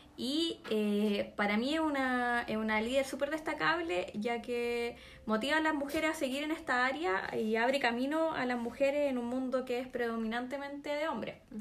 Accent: Tomé, Biobío, Chile; also born or lived in Concepción; yo soy de Tomé

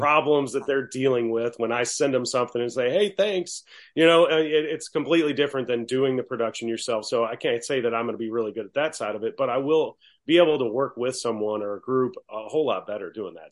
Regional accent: Baton Rouge, Louisiana, United States; I'm from Baton Rouge.

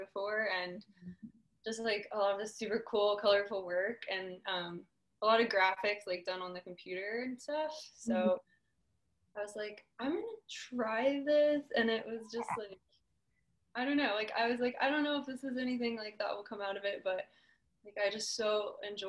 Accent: Southern California, United States; also born or lived in Orange County, California / Los Angeles, California; I grew up in Southern California. I grew up kind of like all over, a little bit in Orange County, mostly Ventura County

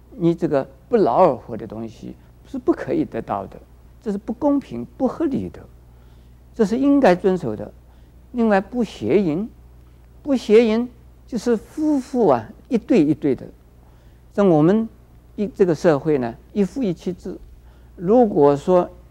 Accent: China; 我们中国人

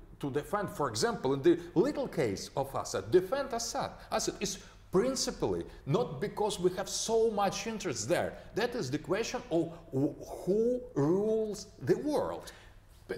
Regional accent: Russia; we in Russia

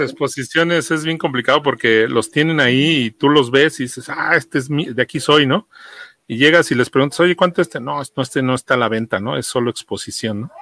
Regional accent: Mexico City, Mexico; yo soy de acá de Iztapalapa

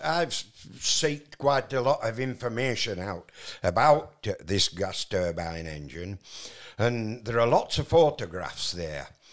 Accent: Barnoldswick, North West England, United Kingdom; moved away; also born or lived in Mittersill, Austria; I was born in the West Riding of Yorkshire

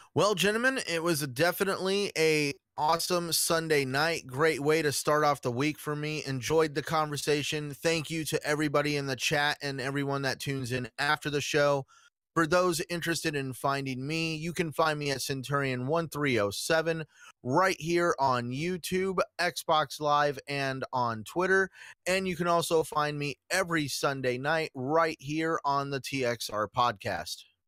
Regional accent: Arizona, United States; I'm from Arizona

